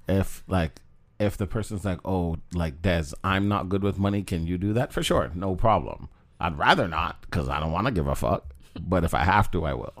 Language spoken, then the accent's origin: English; Jamaica; moved away; Jamaica. I was born there. My mom's from there. I'm Jamaican.